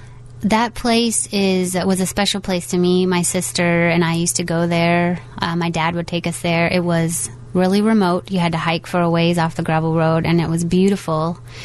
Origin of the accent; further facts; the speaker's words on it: the Ozarks, United States; there are a lot of things about my experience growing up in the Ozarks that are like that.